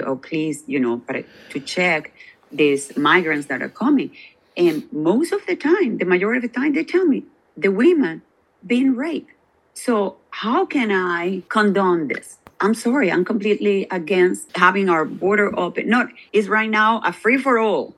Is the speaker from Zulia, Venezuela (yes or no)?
yes; Maracaibo, Zulia, Venezuela; now in United States; I am from Maracaibo, the state of Zulia, which is also a border state